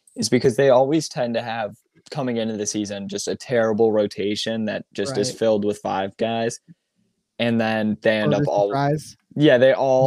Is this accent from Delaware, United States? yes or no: no; New York, United States; I'm actually also from New York